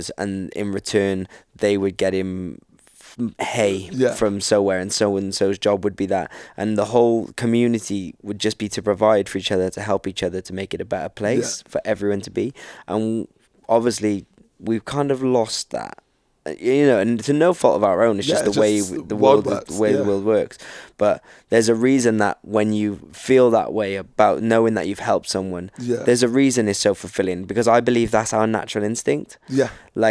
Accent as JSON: {"language": "English", "country": "United Kingdom", "said": "we're from Britain"}